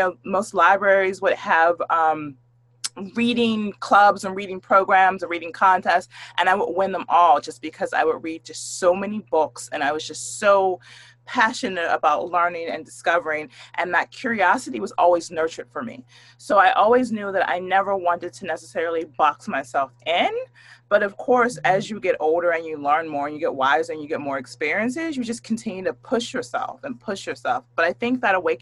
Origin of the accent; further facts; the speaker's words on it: Pittsburgh, Pennsylvania, United States; moved away as an adult; also born or lived in Bay Area, California; I was just a little bitty girl and I grew up in Pittsburgh, Pennsylvania